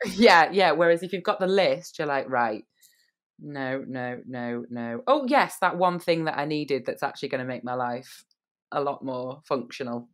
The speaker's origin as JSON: {"language": "English", "country": "United Kingdom", "said": "I'm British"}